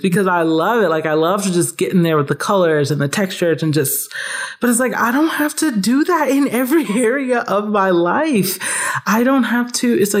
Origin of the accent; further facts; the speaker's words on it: Atlanta, Georgia, United States; growing up in Atlanta